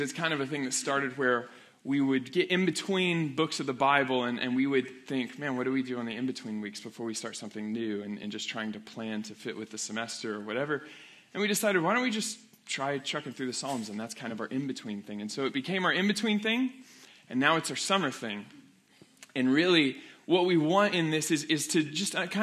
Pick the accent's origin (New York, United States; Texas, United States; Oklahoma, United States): Oklahoma, United States; Weatherford; I was in my hometown of Weatherford, Oklahoma